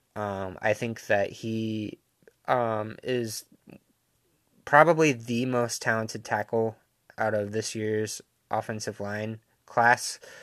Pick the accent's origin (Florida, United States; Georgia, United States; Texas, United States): Florida, United States; Jacksonville; I am from Jacksonville